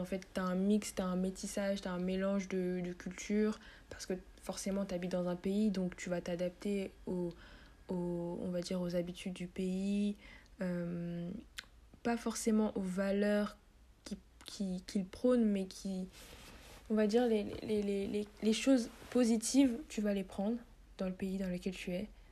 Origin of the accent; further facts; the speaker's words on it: Paris, Île-de-France, France; moved away as an adult; now in Côte d'Ivoire; je suis née en France, à Paris, euh, Paris 14e, pour ceux qui veulent savoir plus précisément, Paris 14. Et euh, voilà, j'ai grandi là-bas